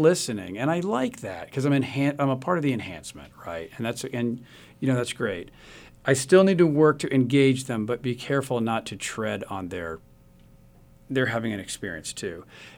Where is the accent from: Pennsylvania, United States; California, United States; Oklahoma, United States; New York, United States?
Oklahoma, United States; Tulsa; moved away; I say I live outside Chicago, but I'm from Tulsa, Oklahoma, which to people like me is the center of the universe.